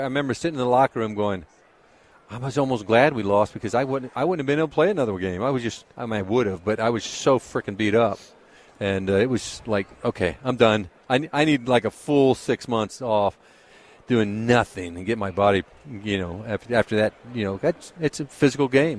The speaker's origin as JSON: {"language": "English", "region": "Georgia", "country": "United States", "tie": "born or raised there", "said": "I grew up in Georgia."}